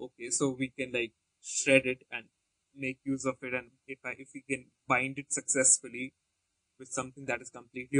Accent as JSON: {"language": "English", "town": "Jaipur", "region": "Rajasthan", "country": "India", "tie": "born or raised there", "also_born_or_lived": "Himachal Pradesh", "moved": "yes", "said": "I was born and brought up in a town called Jaipur, so which is like a desert town, and it's in a desert state"}